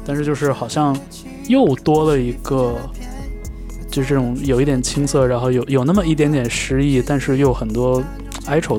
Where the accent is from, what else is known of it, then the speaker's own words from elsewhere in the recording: Changchun, Jilin, China; moved away as an adult; now in Beijing, China; 像我的老家，可能像长春不是一个特别。就是背负标签的这么一个一个一个地方，可能整个吉林省都没什么存在感